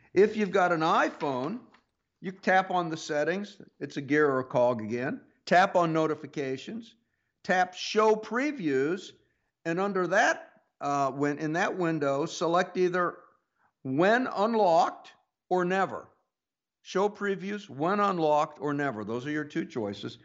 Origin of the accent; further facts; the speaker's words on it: Pittsburg, Kansas, United States; moved away; I grew up in Kansas